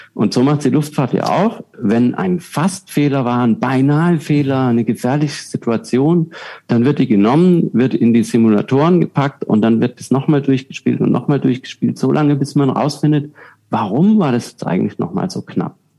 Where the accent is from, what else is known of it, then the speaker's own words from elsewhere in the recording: Southern Germany, Germany; moved away; Ich komme aus Süddeutschland ursprünglich, da ist es äh, wirklich viele Biergärten